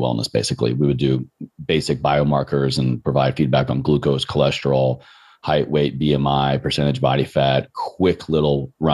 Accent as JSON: {"language": "English", "town": "Roanoke", "region": "Virginia", "country": "United States", "tie": "born or raised there", "also_born_or_lived": "Richmond, Virginia", "moved": "as an adult", "said": "growing up in Roanoke, Virginia, I just never knew what it meant to not move"}